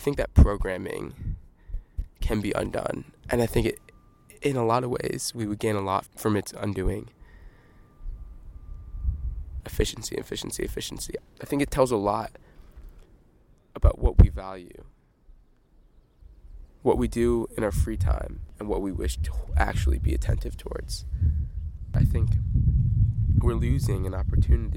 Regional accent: Midwest, United States; now in Stanford, United States; I'm from the Midwest

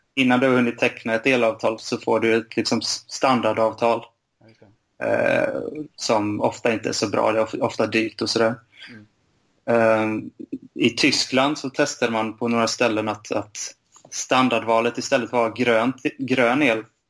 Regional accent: Bankeryd, Jönköping County, Sweden; also born or lived in Lund; Jag är uppvuxen i Bankeryd utanför Jönköping.

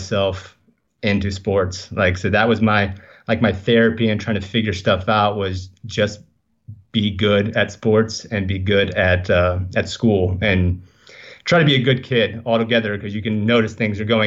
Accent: Leesburg, Florida, United States; now in Venice, California, United States; I was born in Leesburg, Florida. So I don't think it's a place that many people have ever heard of. But yeah, I was born in Central Florida area.

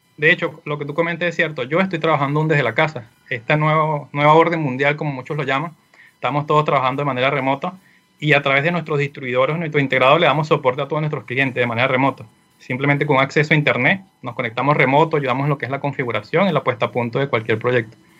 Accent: Venezuela; moved away as an adult; now in Chile; soy de Venezuela, Actualmente me encuentro acá en Chile, tengo un poco más de un año

